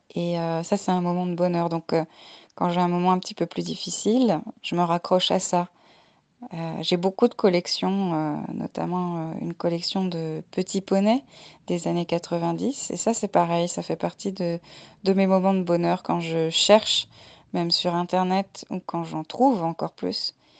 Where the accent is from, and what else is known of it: France; moved away as an adult; also born or lived in Poitiers, France; now in Montreal, Canada